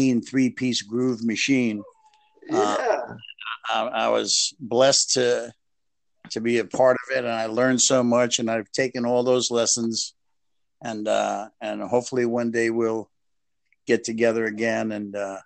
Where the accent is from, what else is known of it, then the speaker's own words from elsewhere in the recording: New York City, New York, United States; moved away; I'm from the Bronx